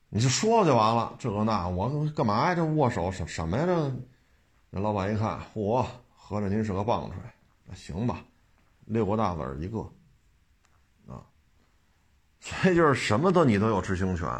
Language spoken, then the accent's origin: Chinese; Beijing, China; 打小生在这儿长在这儿